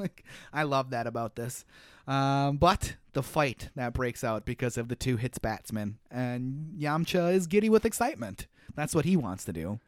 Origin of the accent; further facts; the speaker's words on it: United States; me being an American